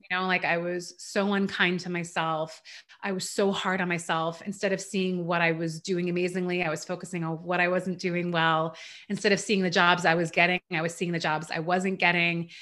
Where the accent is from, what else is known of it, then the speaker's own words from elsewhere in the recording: Canada; also born or lived in Iran; I was born in Iran. We moved to Canada when I was around four